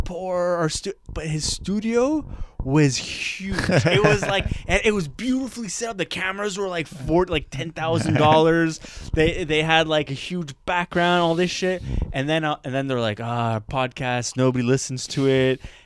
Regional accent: Parc-Extension, Quebec, Canada; Park X is considered one of the most poorest neighborhoods in Canada. But I never saw it as poor

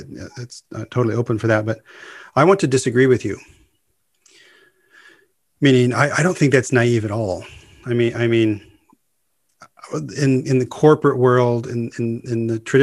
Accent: United States; as an American English speaker

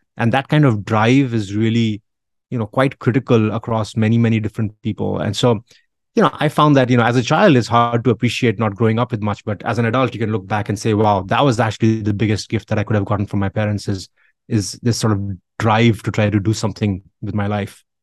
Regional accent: India; I grew up in India

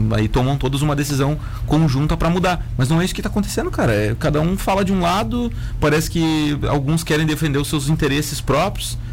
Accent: Rio Grande do Sul, Brazil

